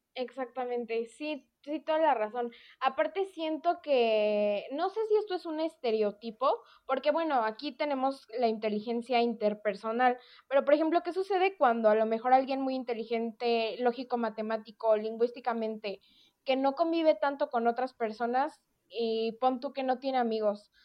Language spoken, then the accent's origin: Spanish; Mexico; nuestra cultura como mexicanos